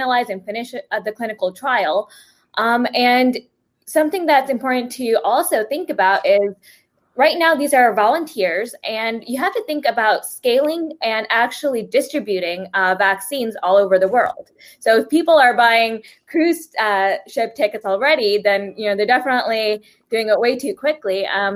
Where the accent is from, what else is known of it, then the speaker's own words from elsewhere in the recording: Fiji; moved away; I was born in Fiji